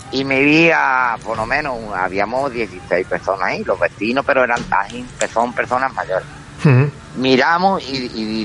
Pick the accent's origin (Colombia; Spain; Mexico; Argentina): Spain; Villamartín, Andalusia; now in Jerez, Spain; que yo soy de pueblo de Villamartín